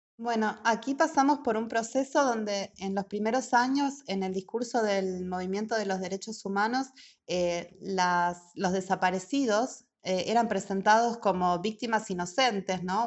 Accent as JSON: {"language": "Spanish", "country": "Argentina", "also_born_or_lived": "Germany", "moved": "yes", "said": "soy de Argentina"}